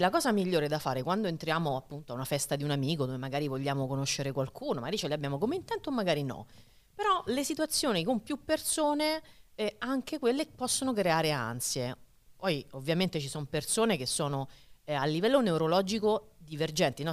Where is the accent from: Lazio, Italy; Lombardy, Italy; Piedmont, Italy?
Lazio, Italy; Rome; moved away as an adult; now in Marche, Italy; E da romana, che ha vissuto per trentasette anni